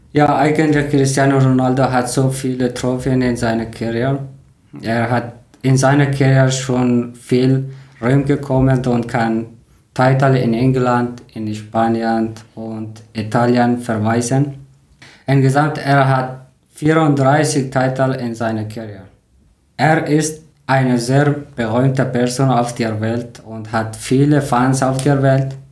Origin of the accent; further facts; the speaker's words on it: Afghanistan; German is a second language; moved away; ich komme aus Afghanistan